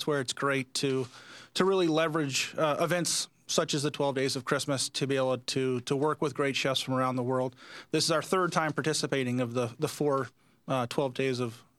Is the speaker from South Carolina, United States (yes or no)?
yes; Hilton Head Island, South Carolina, United States; moved away as an adult; now in Napa Valley, United States; I originally grew up in Hilton Head Island in South Carolina.